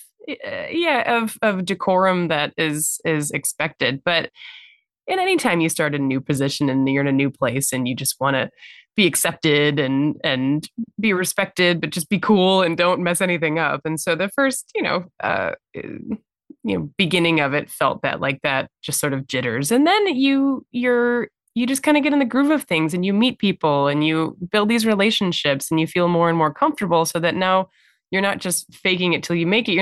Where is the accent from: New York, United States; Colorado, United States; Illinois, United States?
Illinois, United States; Chicago; I grew up in the Chicagoland area and have lived in the city proper for the past 15 plus years